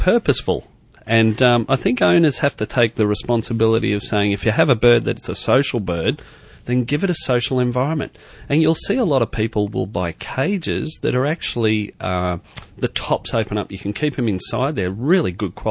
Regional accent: Queensland, Australia; moved away as an adult; I grew up in Queensland and went to university in Queensland

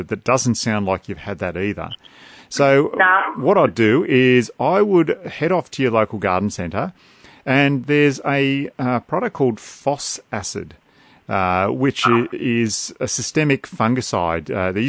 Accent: Australia; Okay, we're Aussie here, aren't we? We're not American.

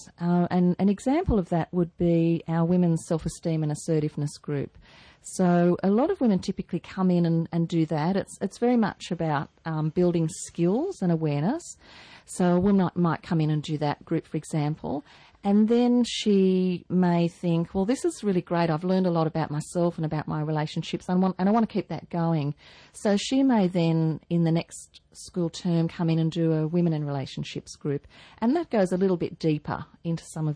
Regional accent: Newcastle, New South Wales, Australia; I'm a Newcastle girl. I grew up in Newcastle, married a Newcastle boy, moved away for a while.

